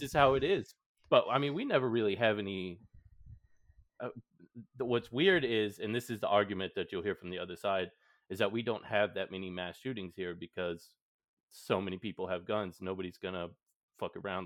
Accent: Texas, United States; I am from Texas, so it's just kind of our way of life.

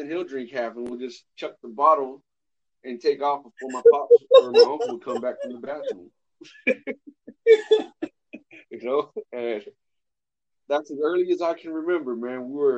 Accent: California, United States; When I was about 5, 6 years old, I grew up in California.

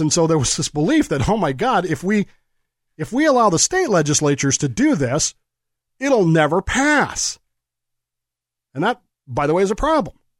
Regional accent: Colorado, United States; When I was growing up in Colorado

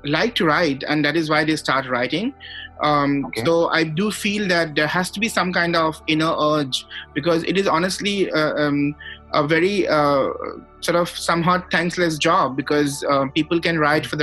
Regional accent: Guwahati, Assam, India; we are both from Guwahati

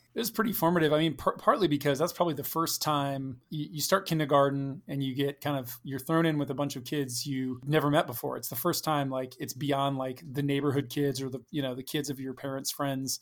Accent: Fredericksburg, Virginia, United States; we moved right before kindergarten to Stafford

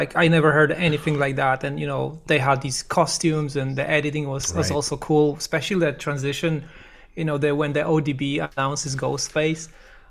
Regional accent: Poland; moved away; I'm originally from Poland

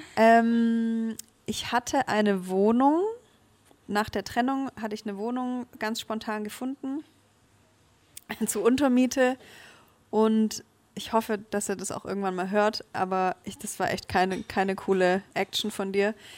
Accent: Stuttgart, Baden-Württemberg, Germany; deswegen hat es mich auch noch nie aus Stuttgart so wirklich weiter weggezogen, weil ich das, ja, es ist meine Heimat

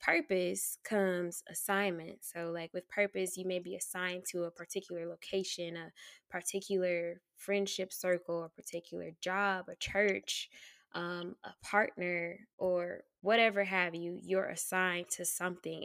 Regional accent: Tallahassee, Florida, United States; moved away as an adult; also born or lived in Atlanta, Georgia; born and raised in Tallahassee, Florida

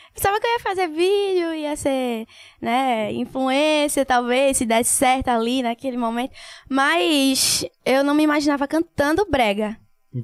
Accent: Paulista, Pernambuco, Brazil; also born or lived in Recife / Olinda / Águas Compridas; Minha mãe vivia se mudando, mas maior parte, assim, da minha vida foi em Paulista

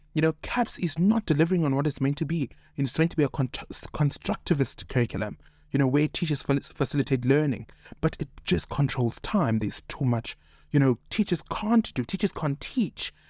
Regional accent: Cape Town, Western Cape, South Africa; born in Cape Town, raised in Cape Town

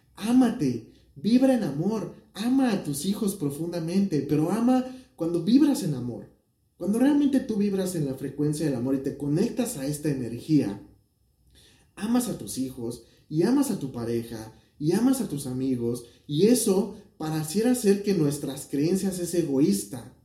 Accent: Mexico; México, de donde yo soy

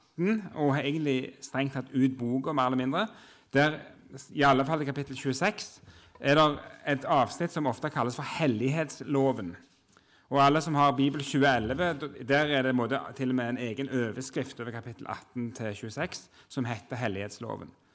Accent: Jørpeland, Rogaland, Norway; moved away as an adult; now in Oslo, Norway; jeg kommer fra Rogaland, Jørpeland opprinnelig, men har bodd i Oslo siden 2003

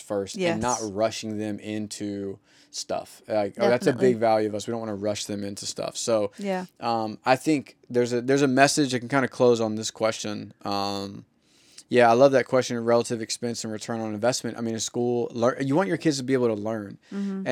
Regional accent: the South, United States; I'm from the South

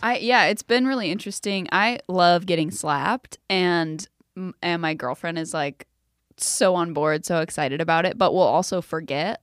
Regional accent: South Carolina, United States; I'm from South Carolina.

